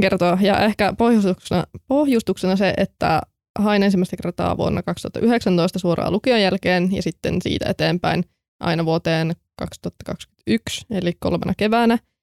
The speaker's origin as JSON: {"language": "Finnish", "town": "Kokkola", "region": "Central Ostrobothnia", "country": "Finland", "moved": "as an adult", "lives_now": "Turku, Finland", "said": "mä oon sitten tullut Kokkolasta, tai tarkemmin Kälvieltä"}